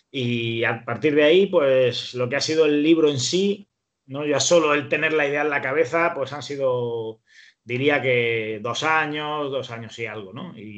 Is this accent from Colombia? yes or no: no; Spain; soy un periodista español